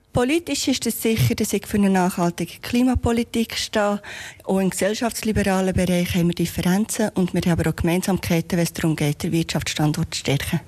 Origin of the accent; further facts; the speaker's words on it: Winterthur, Zurich, Switzerland; Winterthur ist eine offene, vielfältige Stadt und ist meine Heimat.